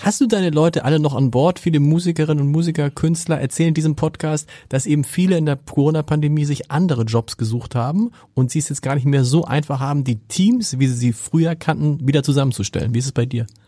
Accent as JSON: {"language": "German", "country": "Germany", "said": "als Deutscher"}